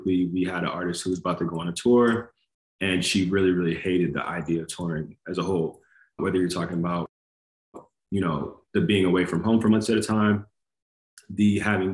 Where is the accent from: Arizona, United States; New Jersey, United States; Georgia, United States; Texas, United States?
Georgia, United States; Atlanta; I'm from Atlanta, Georgia